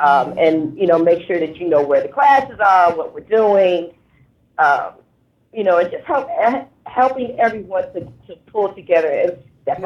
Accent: Cleveland, Ohio, United States; I'm um, born and raised in Cleveland

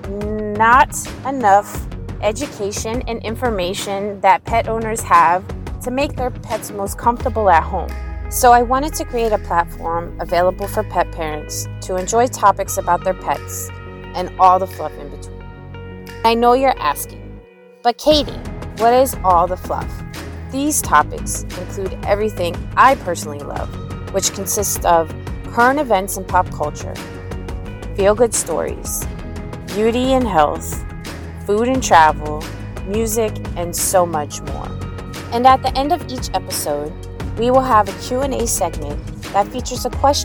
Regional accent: Arlington, Virginia, United States; also born or lived in Washington, District of Columbia, United States; I am a DC native and I grew up in Arlington, Virginia

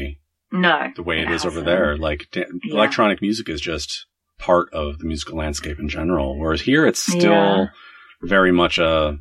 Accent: United States; I am American

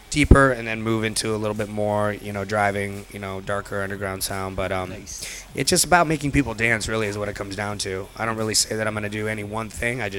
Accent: Cleveland, Ohio, United States; moved away as an adult; also born or lived in Detroit, Michigan; now in Chicago, United States; I was born in Cleveland.

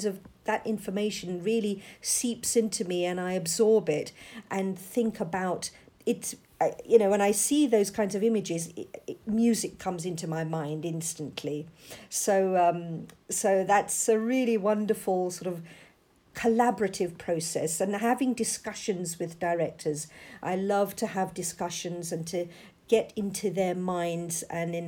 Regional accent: London, United Kingdom; I was born and brought up in London. And I'm a second generation British Asian

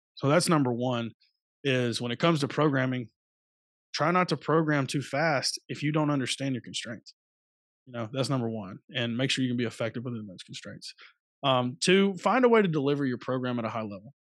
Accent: Phenix City, Alabama, United States; moved away as an adult; also born or lived in Louisiana; I'm originally from Phoenix City, Alabama

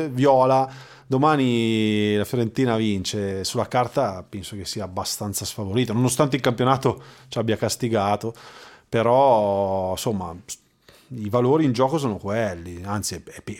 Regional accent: Sardinia, Italy; da sardo

